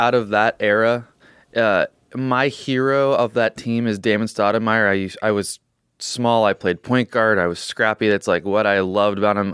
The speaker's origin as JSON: {"language": "English", "town": "Portland", "region": "Oregon", "country": "United States", "tie": "born or raised there", "said": "I grew up in Portland, Oregon"}